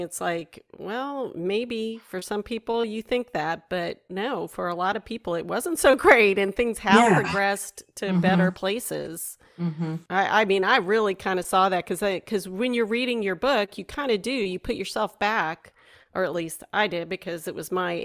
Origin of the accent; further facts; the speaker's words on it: South Florida, United States; moved away; I grew up in South Florida for a while, and I was born down here